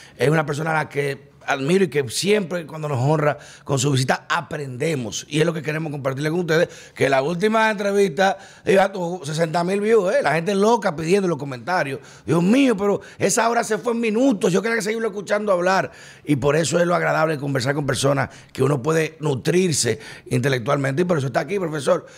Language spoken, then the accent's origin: Spanish; Dominican Republic; me siento todavía más orgulloso de mi dominicanidad